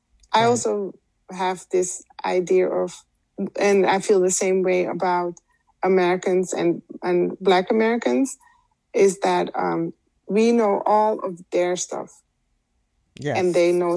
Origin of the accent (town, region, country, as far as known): Suriname